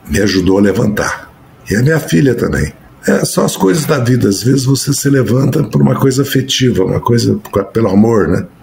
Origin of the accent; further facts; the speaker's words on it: Brazil; eu, como cidadão, como brasileiro, né? E como um rapaz latino-americano